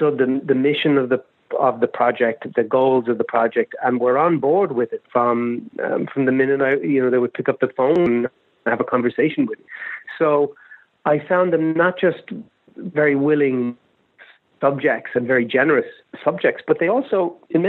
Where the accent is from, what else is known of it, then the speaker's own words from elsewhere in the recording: Ireland; moved away; I didn't grow up in America. I grew up in Ireland